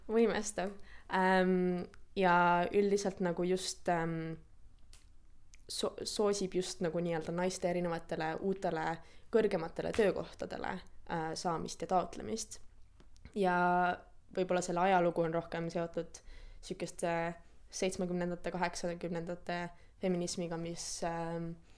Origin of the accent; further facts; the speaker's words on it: Tartu, Tartu County, Estonia; moved away as an adult; also born or lived in Tallinn; now in London, United Kingdom; ma pean oma kodulinnaks Tartut, kuigi see ei ole küll koht, kus ma sündisin, et ma sündisin tegelikult Tallinnas